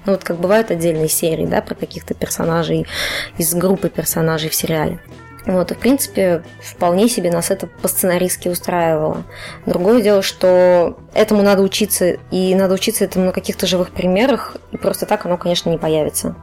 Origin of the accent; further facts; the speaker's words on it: Cheboksary, Chuvash Republic, Russia; moved away as an adult; also born or lived in Saint Petersburg; я из Чебоксар, такой маленький город на Волге